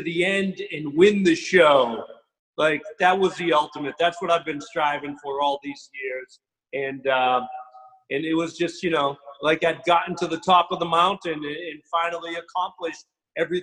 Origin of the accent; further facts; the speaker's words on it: Boston, Massachusetts, United States; I was a kid from Boston